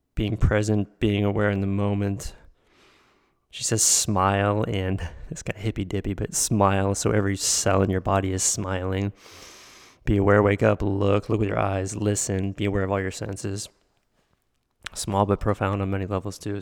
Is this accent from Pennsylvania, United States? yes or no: yes; Pittsburgh, Pennsylvania, United States; growing up in Pittsburgh, just outside of Pittsburgh